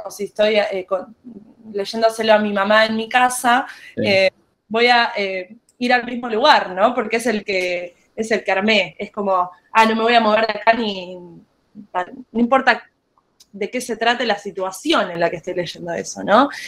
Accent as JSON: {"language": "Spanish", "region": "Buenos Aires", "country": "Argentina", "said": "soy una música de Buenos Aires, Argentina."}